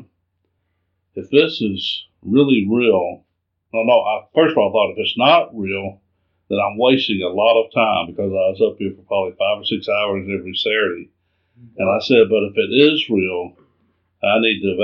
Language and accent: English; Atlanta, Georgia, United States; also born or lived in Fort Bragg; now in Charlotte, United States; I'm from Atlanta.